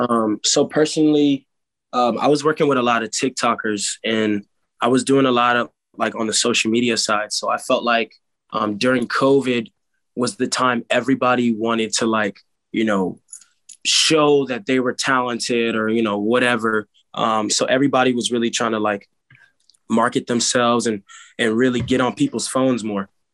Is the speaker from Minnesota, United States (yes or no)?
no; Silver Spring, Maryland, United States; I grew up in Montgomery County and one of the like the counties there or you know, the place there is called Silver Spring